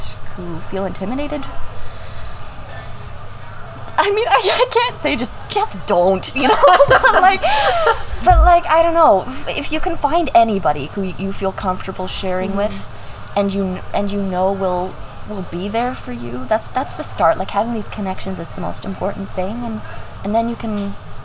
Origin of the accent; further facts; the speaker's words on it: Kingsville, Ontario, Canada; I come from Kingsville